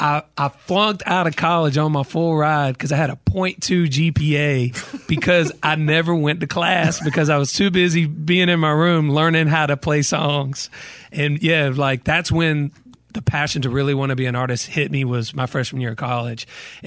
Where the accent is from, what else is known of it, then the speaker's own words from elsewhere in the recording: Douglasville, Georgia, United States; Douglasville. So it's about an hour outside of Atlanta. And it's a big reason why my music has the vibe that it has, because I grew up in the country, but I was only an hour from Atlanta.